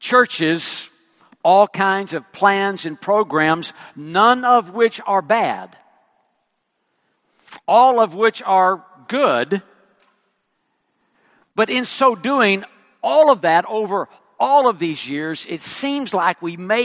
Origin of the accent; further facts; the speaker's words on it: West Texas, United States; accent: West Texan; moved away; I speak West Texan.